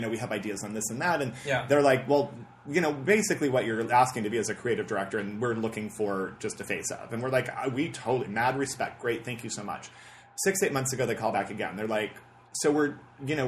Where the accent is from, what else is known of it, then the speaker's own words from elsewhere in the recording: Riverside, California, United States; also born or lived in New York; now in Los Angeles, United States; born and raised in Riverside, California, which is, you know, 50 miles from here. So I'm a Southern California guy